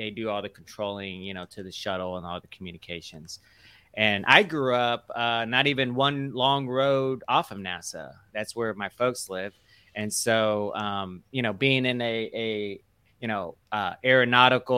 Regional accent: Houston, Texas, United States; where I grew up in Clear Lake

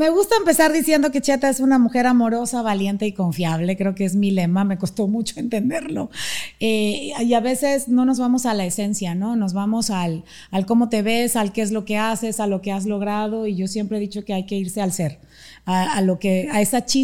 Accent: Panama; born there; Nací en Panamá.

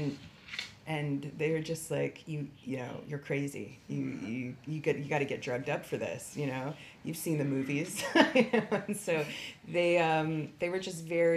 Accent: United States; as an American

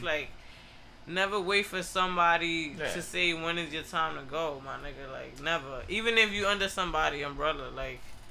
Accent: New York City, New York, United States; I'm from the Bronx

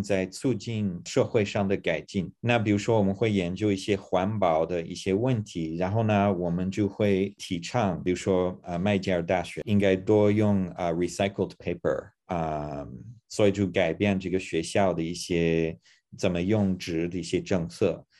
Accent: Toronto, Ontario, Canada; Chinese is a second language; moved away as an adult; now in Hong Kong; 我长大在多伦多，那么那边其实是一个移民的城市

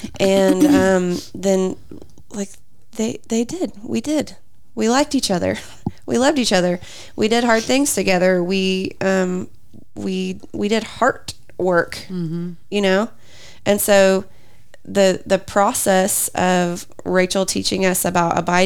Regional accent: Lawton, Oklahoma, United States; also born or lived in Moore / Hera area; in the church I grew up in Lawton, we ended up serving in junior high ministry

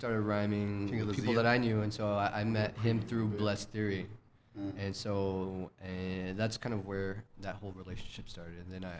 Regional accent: Las Cruces, New Mexico, United States; I was born and raised there, but I did a lot of traveling once I got out of high school

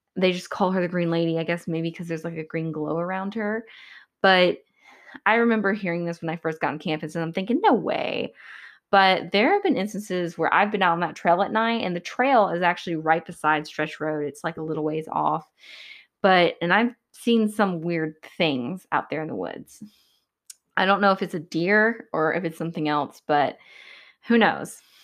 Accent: Georgia, United States; I'm from Georgia

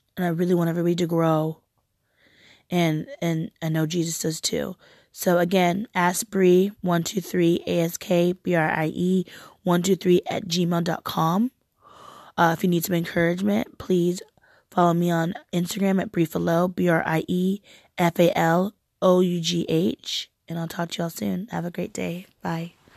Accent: Portland, United States; I'm from Portland

